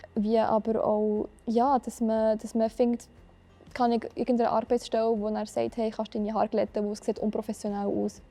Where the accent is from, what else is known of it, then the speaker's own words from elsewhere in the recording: Biel, Bern, Switzerland; Ich komme von Biel.